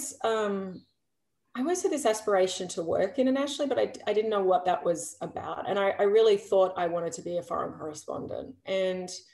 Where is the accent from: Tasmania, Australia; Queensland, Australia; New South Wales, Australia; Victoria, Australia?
Victoria, Australia; Geelong; I grew up in Geelong